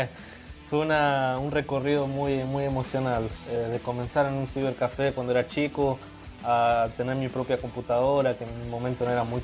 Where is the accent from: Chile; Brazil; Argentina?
Brazil; Spanish is a second language; La hinchada es un poco difícil para nosotros porque somos de, de Brasil